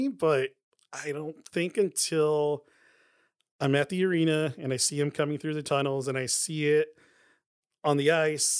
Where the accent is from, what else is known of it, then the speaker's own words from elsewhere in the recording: Anaheim, California, United States; my hometown of Anaheim